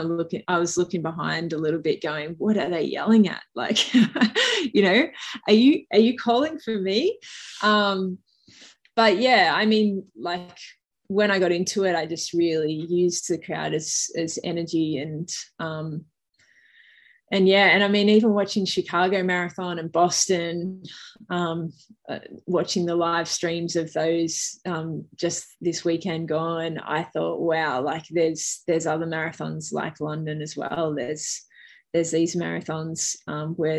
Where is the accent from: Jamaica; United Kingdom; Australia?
Australia; accent: Bogan; also born or lived in New York, United States; I'm definitely Australian. It's my Bogan voice, but I was born there and I spent the first sort of probably 12 months of my life there